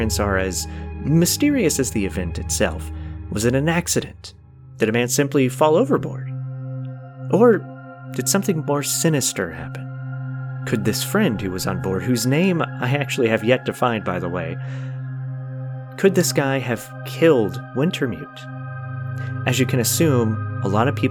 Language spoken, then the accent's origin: English; Orlando, Florida, United States; the Orlando Magic, my hometown favorite team